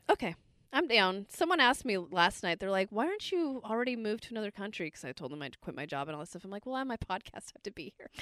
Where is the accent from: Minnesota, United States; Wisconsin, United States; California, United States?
California, United States; Bay Area; I was born and raised in the Bay Area.